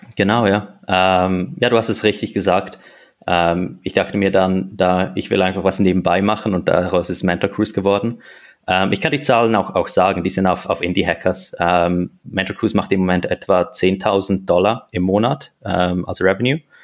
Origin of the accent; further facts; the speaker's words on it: Switzerland; now in Zurich, Switzerland; Ich, ich bin Schweizer, ich bin hier geboren äh, und aufgewachsen.